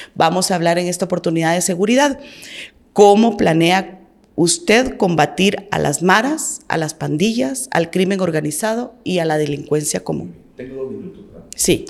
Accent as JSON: {"language": "Spanish", "country": "Guatemala", "said": "nosotros nos interesa como guatemaltecos"}